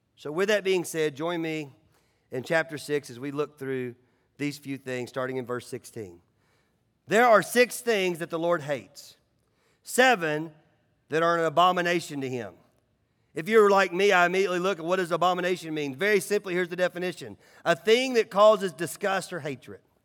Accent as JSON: {"language": "English", "town": "Nashville", "region": "Tennessee", "country": "United States", "tie": "born or raised there", "said": "growing up in Nashville"}